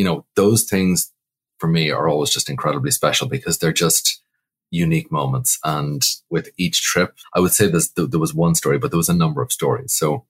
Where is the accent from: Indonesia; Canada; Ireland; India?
Ireland; moved away as an adult; now in New York, United States; Well, truthfully, not really. Because classically, our culture doesn't have the same gravitas as traditional Irish music. Coming over in 1999, I was beyond green, you know